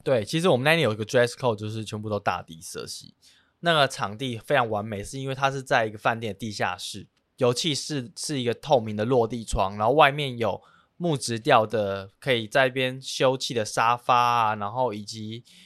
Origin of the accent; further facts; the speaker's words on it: Penghu County, Taiwan; moved away as an adult; now in Taipei, Taiwan; 我本身是澎湖人，但是我已经在台北大概十年了